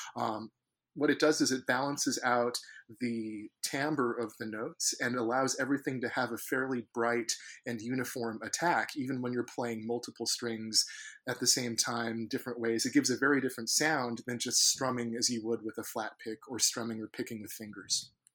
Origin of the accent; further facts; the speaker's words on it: San Francisco Bay Area, California, United States; I grew up in the San Francisco Bay Area